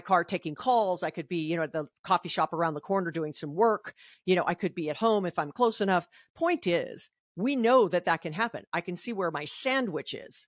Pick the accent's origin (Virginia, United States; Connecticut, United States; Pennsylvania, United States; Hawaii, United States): Hawaii, United States; I'm from Hawaii